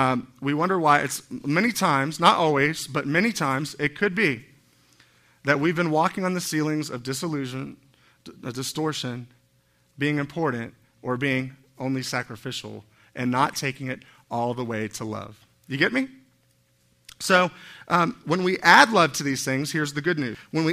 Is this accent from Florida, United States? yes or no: yes; Miami, Florida, United States; Which is funny because I'm from Miami. I thought I would have had a Spanish accent or something.